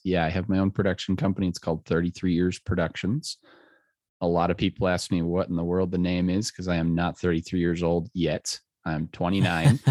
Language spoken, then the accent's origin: English; Littleton, Colorado, United States; I grew up in Littleton